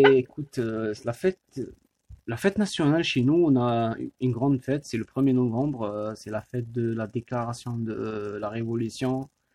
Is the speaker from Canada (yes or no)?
no; Algeria; now in France